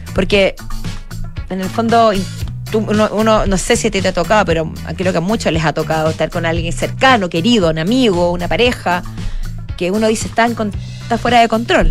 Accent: Chile; cómo somos los chilenos

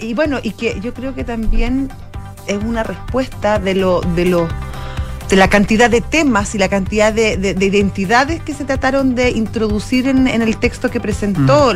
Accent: Chile; lo que sentimos como chilenos y a lo que somos como chilenos

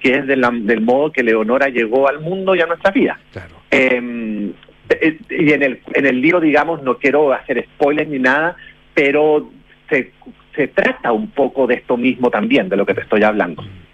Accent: Chile; now in Florida, United States; como chilenos

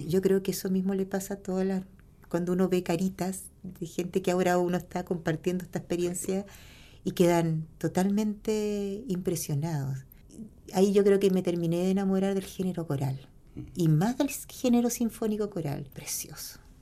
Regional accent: Punta Arenas, Magallanes and Chilean Antarctica, Chile; born or raised there

